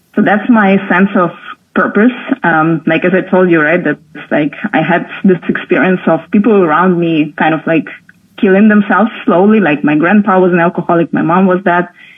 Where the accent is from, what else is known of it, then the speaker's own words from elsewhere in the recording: near Moscow, Moscow Oblast, Russia; also born or lived in Berlin, Germany; now in Portugal; I was born in Russia, um, close to Moscow, so like close to the capital, but like in a small town